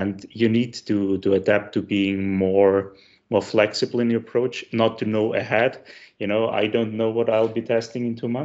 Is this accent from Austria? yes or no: yes; Styria, Austria; I'm from the south of Austria. So if any of your listenings are wondering why my accent sounds familiar, that's because I'm from the same area as Arnold Schwarzenegger